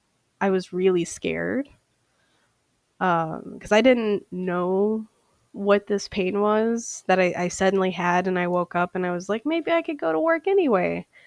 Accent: St. Paul, Minnesota, United States; I am a eyewear specialist, and I am from St. Paul, Minnesota.

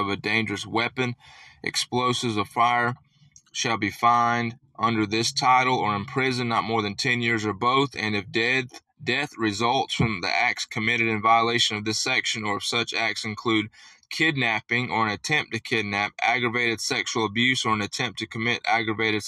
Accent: United States; we, as the American people

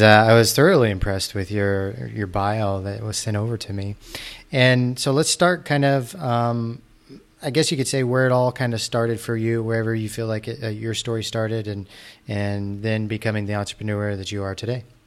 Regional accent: United States; moved away; also born or lived in Osceola, Iowa; I grew up outside of Kansas City

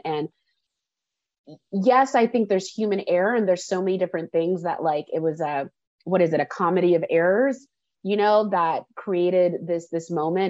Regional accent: Columbine, Colorado, United States; I grew up in Columbine and that completely changed school experiences and stuff like that.

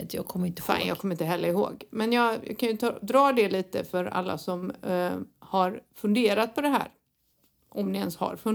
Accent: Sweden; now in Spain; så kommer vi från Sverige

